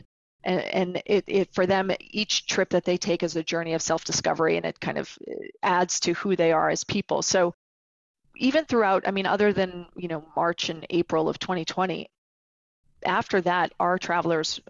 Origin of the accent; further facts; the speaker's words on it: New York City, New York, United States; as a New Yorker